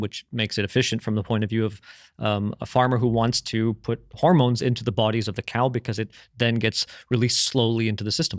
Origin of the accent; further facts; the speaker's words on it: Canada; moved away; when I was growing up in Canada